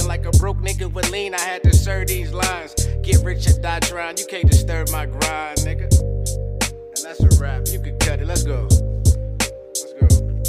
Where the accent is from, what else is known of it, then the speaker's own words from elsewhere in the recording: Central Virginia, United States; moved away as an adult; now in California, United States; I'm from Central Virginia. I've been in California for a little over a year now